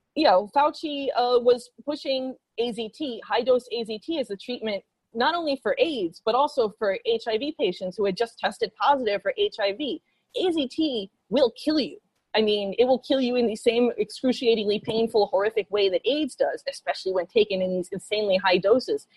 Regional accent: New York, United States; I'm from New York. I, New Yorkers have this reputation of being like independent and rebellious

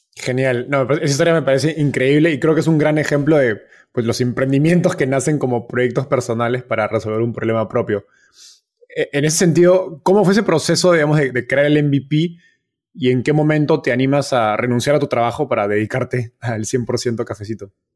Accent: Peru; yo soy de Perú

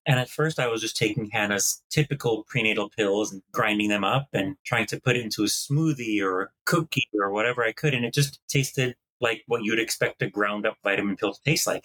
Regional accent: Green Bay, Wisconsin, United States; also born or lived in East Coast; now in Los Angeles, United States; I grew up in the Midwest in Green Bay, Wisconsin until I became lactose intolerant

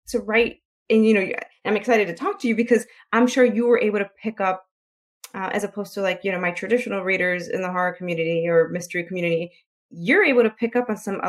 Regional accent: Chicago, Illinois, United States; I'm from Chicago, so I live in a city

